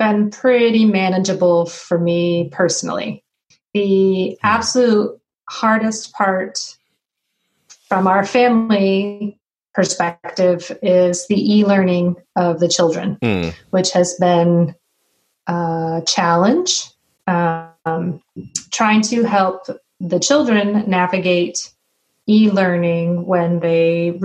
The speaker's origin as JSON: {"language": "English", "town": "Burlington", "region": "Vermont", "country": "United States", "tie": "born or raised there", "also_born_or_lived": "Mid-Atlantic", "moved": "as an adult", "lives_now": "West Lafayette, Indiana, United States", "said": "I was born and raised in Burlington, Vermont"}